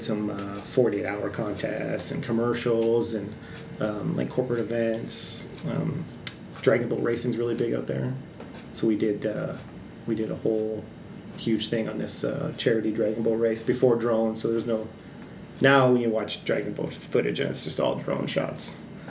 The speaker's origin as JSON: {"language": "English", "town": "Victoria", "region": "British Columbia", "country": "Canada", "tie": "born or raised there", "also_born_or_lived": "Niagara Falls, Ontario / Halifax, Nova Scotia"}